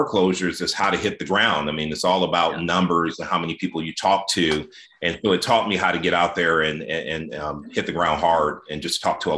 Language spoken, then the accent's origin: English; Cleveland, Ohio, United States; also born or lived in Los Angeles / Austin / Houston / Dallas; now in New Jersey, United States; I was born and raised in Cleveland, Ohio